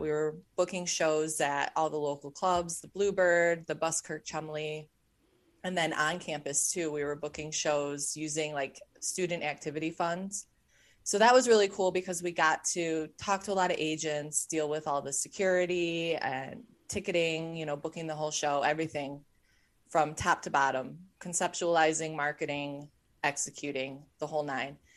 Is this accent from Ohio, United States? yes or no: yes; Cleveland, Ohio, United States; I grew up in Cleveland, Ohio